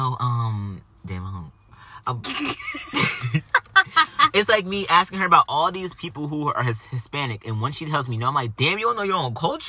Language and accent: English; Jamaica; I'm Jamaican